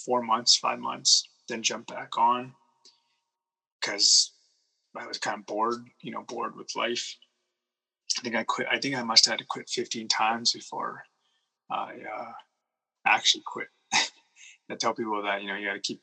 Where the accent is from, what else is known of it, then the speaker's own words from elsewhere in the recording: Kootenays, British Columbia, Canada; also born or lived in Okanagan, British Columbia; we moved from the Kootenays to the Okanagans